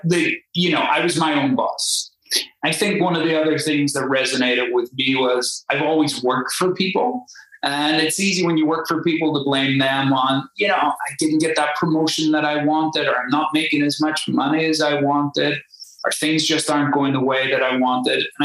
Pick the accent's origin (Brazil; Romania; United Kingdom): United Kingdom; Belfast, Northern Ireland; accent: Irish; moved away as an adult; also born or lived in Spain; now in United States; As you may be able to tell from the accent, I'm Irish. I was born in Belfast. I grew up and was educated